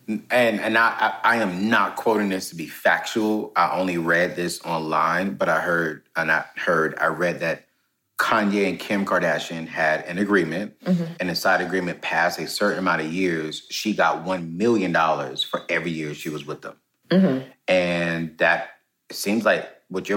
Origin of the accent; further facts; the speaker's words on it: Fayetteville, North Carolina, United States; I'm from Fayetteville, North Carolina